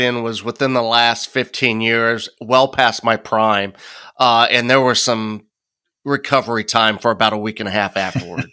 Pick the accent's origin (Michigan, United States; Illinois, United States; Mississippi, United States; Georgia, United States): Illinois, United States; I grew up in Illinois.